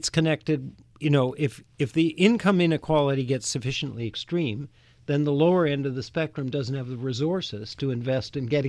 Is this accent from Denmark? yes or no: no; Canada; now in United States; I grew up in Canada. Canada is more like other countries in that there's a most of the higher educational institutions are largely publicly funded.